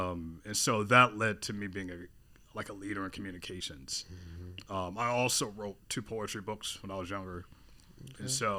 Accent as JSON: {"language": "English", "town": "Atlanta", "region": "Georgia", "country": "United States", "tie": "born or raised there", "also_born_or_lived": "New York / Los Angeles / Pittsburgh", "moved": "as an adult", "lives_now": "Baltimore, United States", "said": "I grew up in Atlanta."}